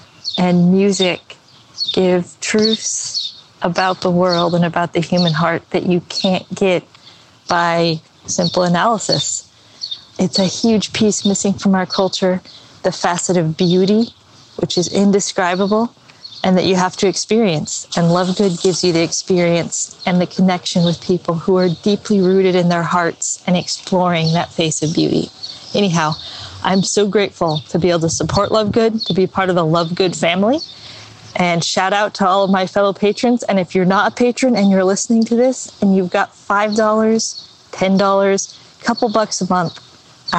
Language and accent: English; Boston, Massachusetts, United States; I'm from Boston